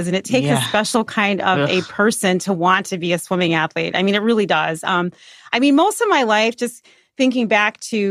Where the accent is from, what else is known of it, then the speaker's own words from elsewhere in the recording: Chicago, Illinois, United States; I grew up in the Beverly neighborhood